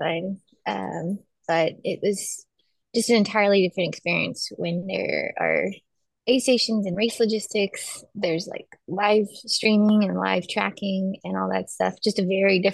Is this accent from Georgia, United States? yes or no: yes; Douglasville, Georgia, United States; also born or lived in Chattanooga, Tennessee / Baltimore, Maryland / Atlanta, Georgia; I grew up in Douglasville, Georgia, so like the suburbs of Atlanta